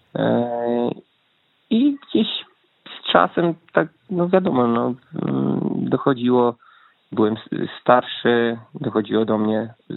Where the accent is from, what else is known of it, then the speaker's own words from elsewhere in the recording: Wałbrzych, Lower Silesian Voivodeship, Poland; moved away as an adult; now in Norway; jestem z Wałbrzycha